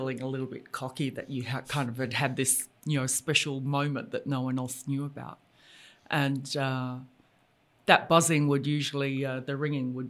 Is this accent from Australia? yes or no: yes; Brisbane, Queensland, Australia; I grew up in Brisbane